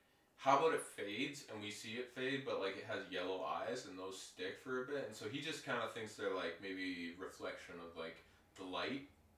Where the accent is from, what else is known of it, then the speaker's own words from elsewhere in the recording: Medicine Hat, Alberta, Canada; I grew up in Medicine Hat.